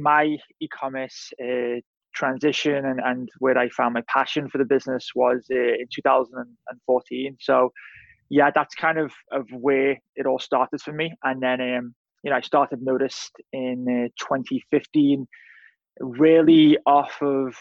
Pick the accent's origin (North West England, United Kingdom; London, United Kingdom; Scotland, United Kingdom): North West England, United Kingdom; Liverpool; moved away as an adult; I'm originally from Liverpool, England, moved here 2009